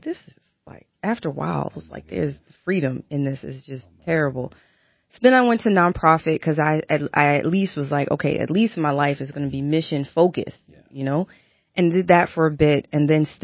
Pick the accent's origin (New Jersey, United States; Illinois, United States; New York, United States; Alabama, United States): New York, United States; New York City; moved away as an adult; also born or lived in Brooklyn / Maryland; raised in Queens, and stayed there for, you know, until I went off to college